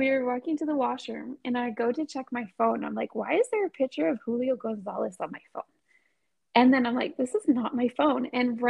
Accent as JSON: {"language": "English", "town": "Vancouver", "region": "British Columbia", "country": "Canada", "said": "I'm not from Ontario. I'm from Vancouver."}